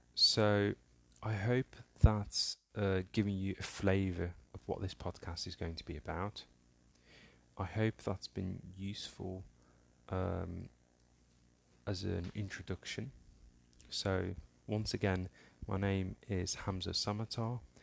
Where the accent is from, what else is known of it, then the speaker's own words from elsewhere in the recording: Somaliland, Somalia; I was born in Africa, in, uh, the Horn of Africa, East Africa to be specific, um, in a small country called Somaliland, um, and specifically towards the border with Ethiopia.